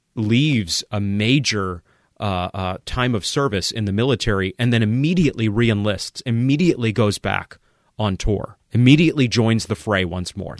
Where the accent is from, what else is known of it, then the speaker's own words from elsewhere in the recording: Maine, United States; moved away; I vacationed a few times in Quebec growing up in Maine